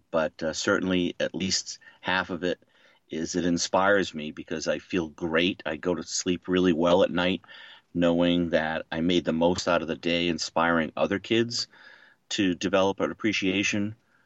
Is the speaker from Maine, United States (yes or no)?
yes; Maine, United States; moved away as an adult; also born or lived in Boston, Massachusetts; now in Boston area, United States; I grew up in Maine, so I was a little bit more exposed to the outdoors than I was going to college in Boston